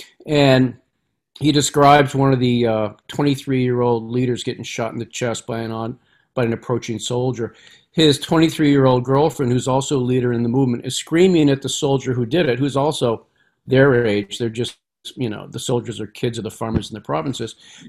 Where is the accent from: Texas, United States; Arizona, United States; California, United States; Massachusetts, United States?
Massachusetts, United States; I mean, we grew up on the Merrimack River in these mill towns. I was a little kid.